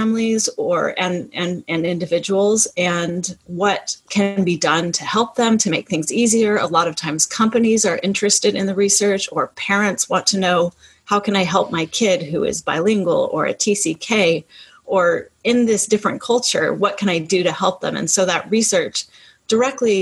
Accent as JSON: {"language": "English", "region": "California", "country": "United States", "tie": "born or raised there", "moved": "as an adult", "said": "The where are you from question, I usually answer with California. That's where I grew up"}